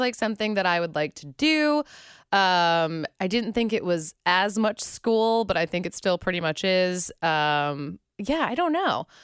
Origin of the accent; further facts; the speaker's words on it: Pittsburgh, Pennsylvania, United States; moved away as an adult; also born or lived in West Virginia / Nashville / Orlando; now in Cincinnati, United States; I am from Pittsburgh